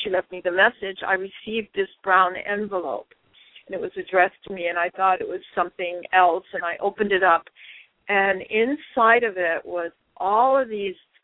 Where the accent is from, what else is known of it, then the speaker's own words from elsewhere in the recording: Hawaii, United States; moved away; We grew up in Hawaii together.